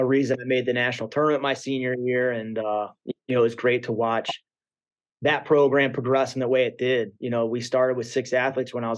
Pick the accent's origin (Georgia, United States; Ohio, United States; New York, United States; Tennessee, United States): Ohio, United States; Central; I was from Central Ohio